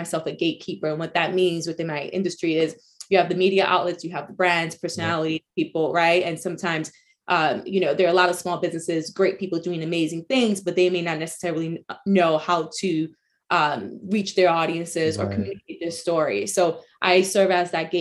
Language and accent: English; New York City, New York, United States; first language Spanish; English is a second language; also born or lived in East Harlem, New York City; I was born and raised in the Bronx, New York, lived there for most of my life